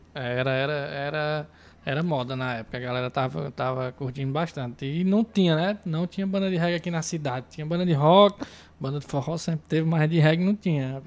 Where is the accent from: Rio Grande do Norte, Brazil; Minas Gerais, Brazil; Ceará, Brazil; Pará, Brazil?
Ceará, Brazil; Iguatu; sou músico aqui de Iguatu